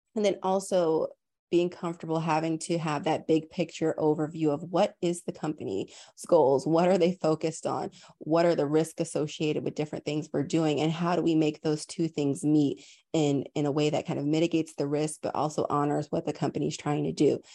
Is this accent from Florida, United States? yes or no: yes; Tampa, Florida, United States; moved away; also born or lived in New York / London; I was raised in Tampa, Florida